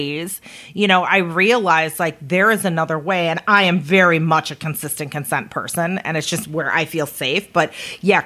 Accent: United States; us as a American society

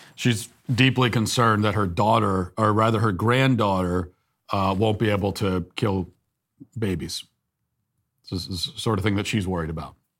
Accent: United States; I'm an American

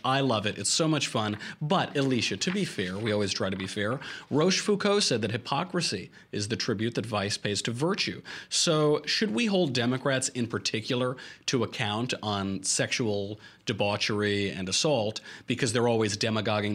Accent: New York, United States; I'm from New York, where bed bugs just scurry over every aspect

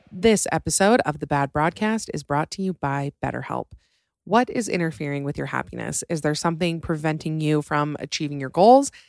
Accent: Salt Lake City, Utah, United States; I'm from Salt Lake

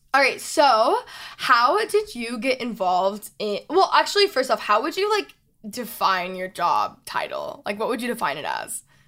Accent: Texas, United States; now in Los Angeles, United States; I'm from Texas

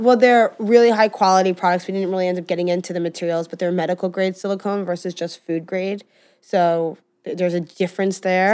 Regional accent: United States; I do come from some privilege, as I mean, anybody growing up in America

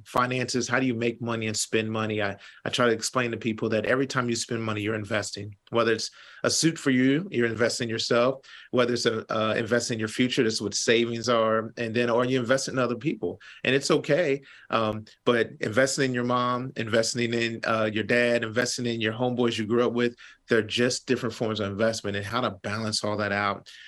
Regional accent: Kentucky, United States; I'm from Kentucky.

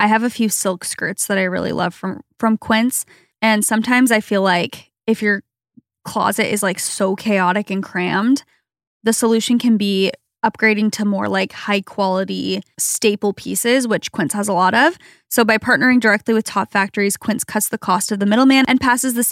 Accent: Arizona, United States; moved away; where we grew up in Arizona

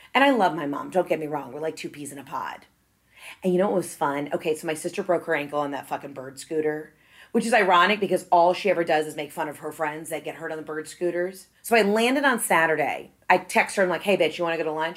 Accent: Atlanta, Georgia, United States; I'm from Atlanta

